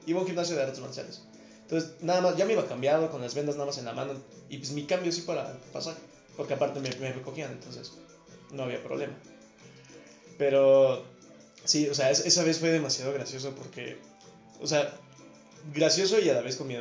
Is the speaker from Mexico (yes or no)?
yes; Mexico; hablando como mexicano